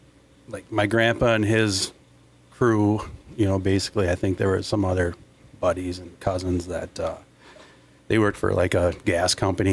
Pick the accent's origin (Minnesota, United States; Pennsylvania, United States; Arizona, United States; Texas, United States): Minnesota, United States; St. Peter; growing up in St. Peter